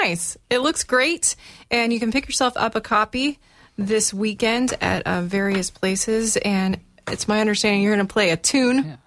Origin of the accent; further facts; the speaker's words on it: Florida, United States; moved away; I'm from Florida.